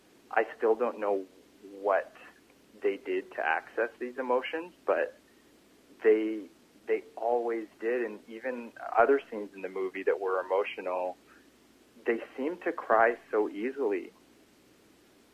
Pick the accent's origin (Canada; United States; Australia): Canada; we're Canadian